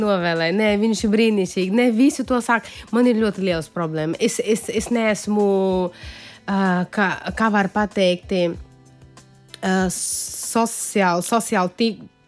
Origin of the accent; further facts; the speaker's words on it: Paraíba, Brazil; Latvian is a second language; now in Latvia; tas ir no mana reģiona, no kurienes es esmu